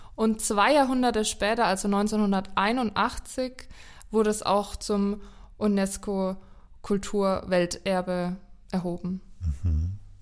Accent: Lower Franconia, Bavaria, Germany; in meiner Heimat

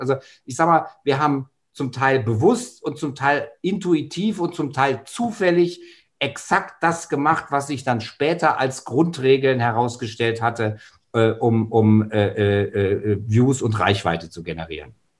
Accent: Germany; bei uns in Deutschland

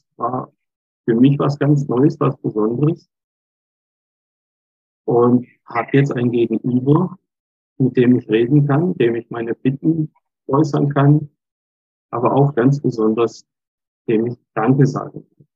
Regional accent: Altnisbach, Germany; Vier Jahre später das Priesteramt dann in Altnisbach, in meiner Heimatgemeinde.

